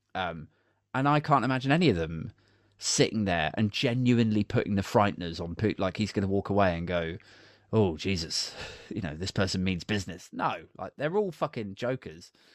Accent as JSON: {"language": "English", "town": "Maidenhead", "region": "South East England", "country": "United Kingdom", "tie": "born or raised there", "said": "Maidenhead, which is my hometown"}